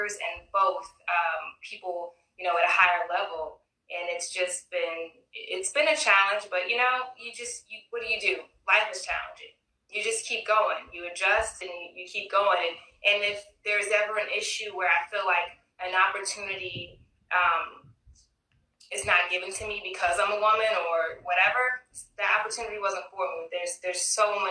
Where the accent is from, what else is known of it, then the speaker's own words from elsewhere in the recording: Nacogdoches, Texas, United States; now in Houston, United States; I grew up in Nacogdoches, Texas